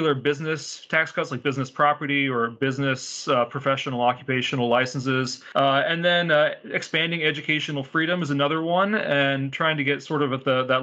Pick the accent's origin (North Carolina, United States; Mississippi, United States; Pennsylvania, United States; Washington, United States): Pennsylvania, United States; also born or lived in New York; now in Virginia, United States; I'm from Pennsylvania. I live in Virginia. I was born in New York.